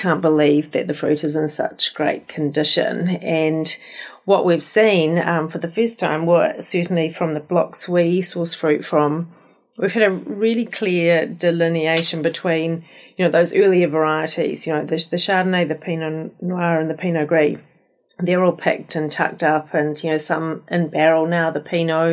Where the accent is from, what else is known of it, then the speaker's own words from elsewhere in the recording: Spring Creek, Marlborough, New Zealand; I grew up in Spring Creek in the mighty metropolis